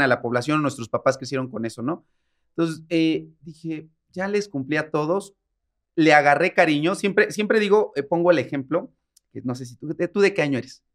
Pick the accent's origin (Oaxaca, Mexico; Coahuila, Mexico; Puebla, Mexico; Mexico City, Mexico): Puebla, Mexico; San Martín Texmelucan; de donde soy, que se llama San Martín Texmelucan, es un pueblo que está cerca de, Puebla